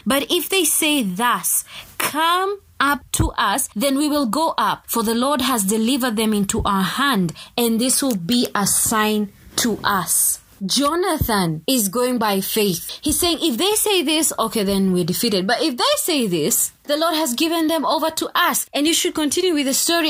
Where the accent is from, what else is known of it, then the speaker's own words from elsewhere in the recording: Kenya; I come from Kenya